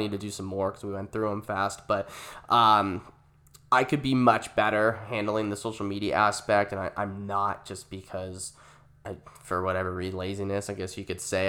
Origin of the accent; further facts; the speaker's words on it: Gilbert, Arizona, United States; we relocated to Gilbert when I was nine years old. It was two thousand two. Um, I mean, we li-, I grew up in Valvista Lakes